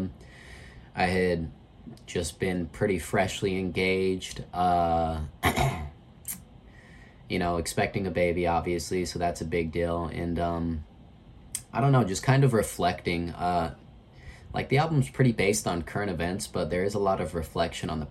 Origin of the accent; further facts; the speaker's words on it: Grantsville, Utah, United States; also born or lived in West Valley City, Utah; now in St. George, United States; I was born in West Valley and moved to Tooele County at a young age